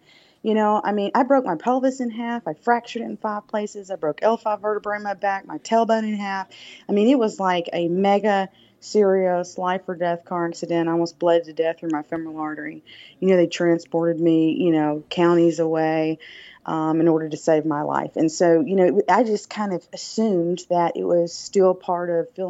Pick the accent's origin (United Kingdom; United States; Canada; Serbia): United States; the South; accent: Southern drawl; I'm from the South, if you cannot tell. With my